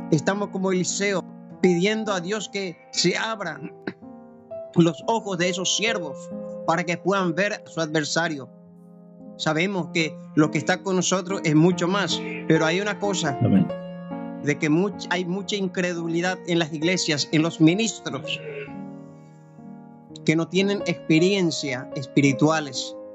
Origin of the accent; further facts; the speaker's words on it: Paraguay; now in Argentina; Yo soy de Paraguay, mi esposa es de Buenos Aires.